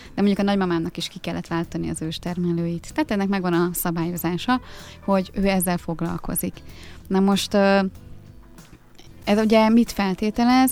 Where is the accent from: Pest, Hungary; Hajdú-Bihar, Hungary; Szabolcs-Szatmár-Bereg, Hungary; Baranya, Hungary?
Pest, Hungary; Dömsöd; Én egy Dunaparti kis faluban nőttem fel, Dömsödön.